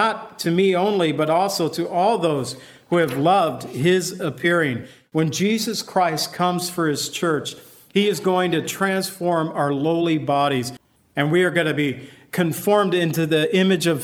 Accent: United States; I've always felt I am an American, and I am proud to be part of this nation

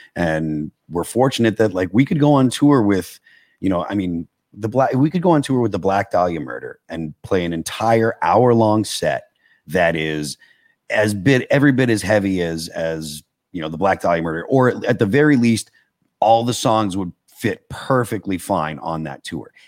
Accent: Massachusetts, United States; I grew up in Massachusetts.

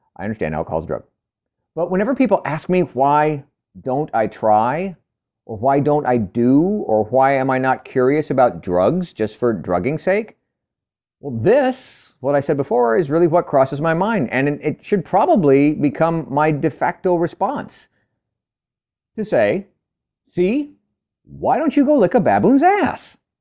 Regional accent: California, United States; moved away as an adult; I'm from California for the first thirty years of my life

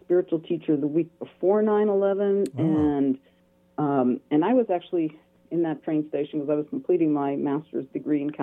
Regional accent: New York City, New York, United States; I was born in New York City

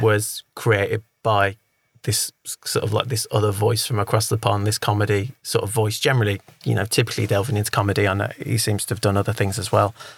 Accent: England, United Kingdom; I'm an Englishman

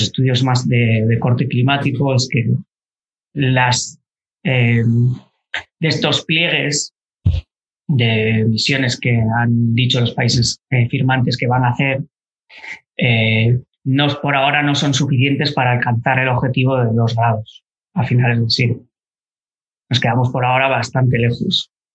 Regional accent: Galicia, Spain; moved away as an adult; also born or lived in Alcalá de Henares / Basque Country; soy gallego

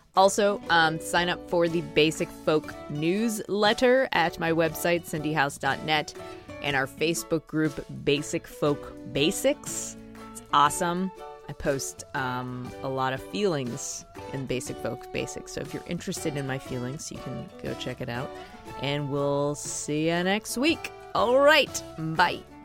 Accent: Boston, Massachusetts, United States; moved away as an adult; also born or lived in Pittsburgh; I moved from Pittsburgh to Boston. Like, I moved back home

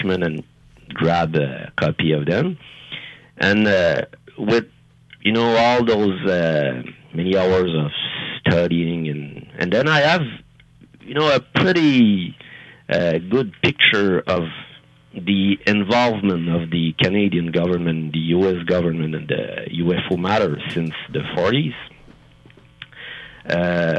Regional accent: France; English is a second language; I'm French, and English is not my first language

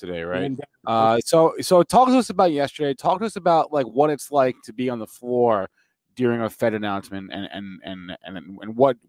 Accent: New Jersey, United States; I'm from New Jersey.

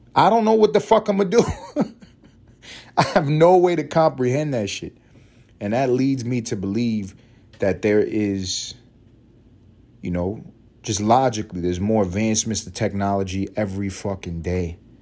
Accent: New York, United States; I'm from New York

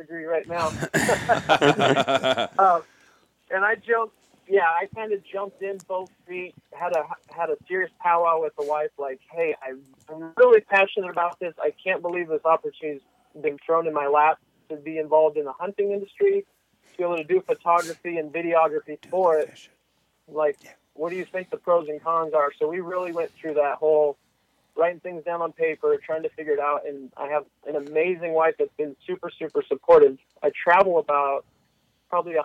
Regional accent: Washington, United States; now in California, United States; I grew up in Washington State, moved to California

